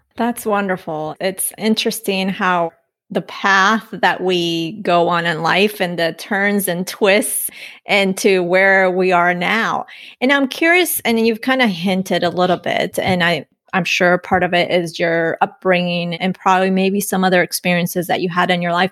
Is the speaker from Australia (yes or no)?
no; Colombia; I'm from Colombia.